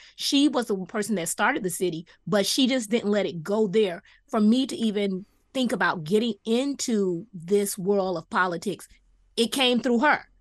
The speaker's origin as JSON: {"language": "English", "town": "Miami Gardens", "region": "Florida", "country": "United States", "tie": "born or raised there", "said": "I'm a one that grew up in the city"}